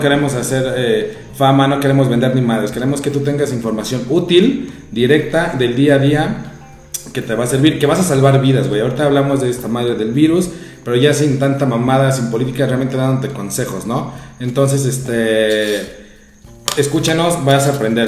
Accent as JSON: {"language": "Spanish", "country": "Mexico", "said": "somos mexicanos"}